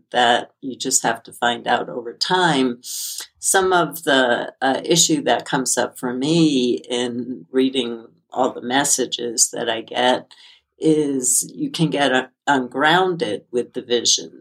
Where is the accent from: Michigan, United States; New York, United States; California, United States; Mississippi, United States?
New York, United States; as a child growing up in New York, I had to walk to school during hurricanes